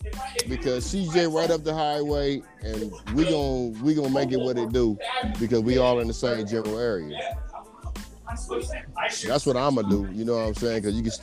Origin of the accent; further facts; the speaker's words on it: Ohio, United States; cause I'm from Ohio, region, so I'm in the German vicinity